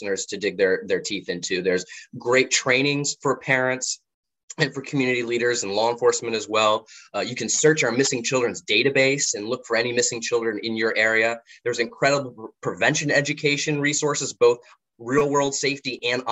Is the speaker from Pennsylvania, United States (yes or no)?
no; Florida, United States; Florida's my home state